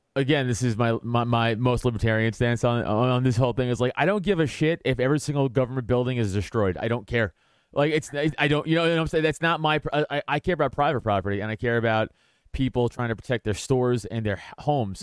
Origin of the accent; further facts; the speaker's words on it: New York City, New York, United States; also born or lived in Philadelphia area, Pennsylvania; now in Philadelphia, United States; I'm from New York. I'm from Staten Island, but now I live, I live outside